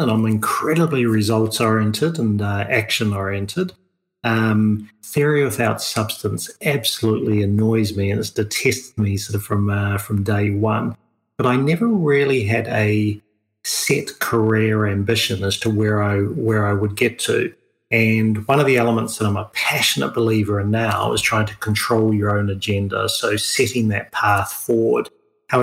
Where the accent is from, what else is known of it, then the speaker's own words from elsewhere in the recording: New Zealand; also born or lived in Europe / United States; now in Australia; I'm a New Zealander originally, even though I live in Australia